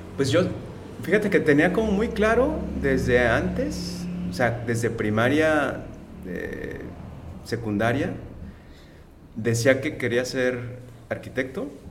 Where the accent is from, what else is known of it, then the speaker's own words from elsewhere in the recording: Guadalajara, Jalisco, Mexico; moved away as an adult; also born or lived in Mexico City; now in Tijuana, Mexico; estudié allá mismo, yo soy de Guadalajara